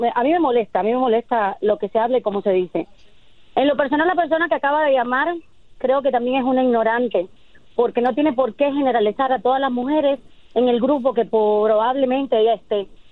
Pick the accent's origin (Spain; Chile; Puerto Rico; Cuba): Cuba; moved away as an adult; Yo soy de Cuba y, llevo aquí 24 años.